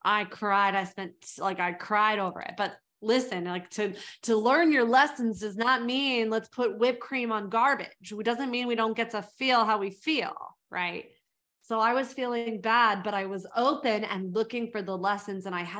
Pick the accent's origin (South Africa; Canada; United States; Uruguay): South Africa; born there; So I was born in South Africa.